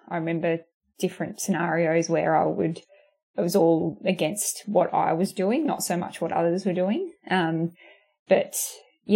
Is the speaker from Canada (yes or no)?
no; Corowa, New South Wales, Australia; I grew up in Corowa, a really small town